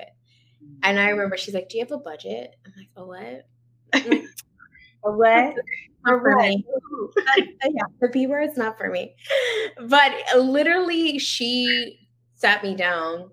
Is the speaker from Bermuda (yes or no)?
yes; Bermuda; moved away as an adult; now in Canada; I was born and raised in Bermuda.